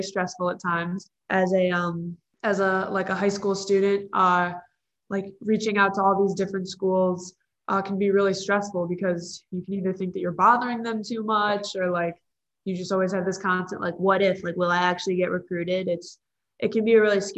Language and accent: English; Illinois, United States; moved away; I'm from Illinois